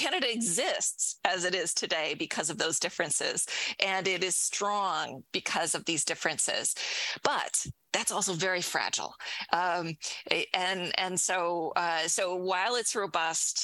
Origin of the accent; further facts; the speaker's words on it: United States; as an American